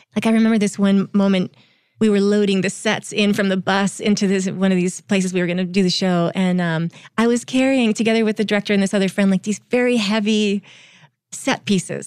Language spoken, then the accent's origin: English; Vermont, United States; So I grew up in Vermont